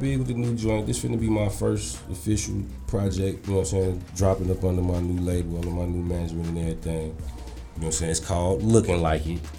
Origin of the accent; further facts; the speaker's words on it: Chicago, Illinois, United States; I come from Chicago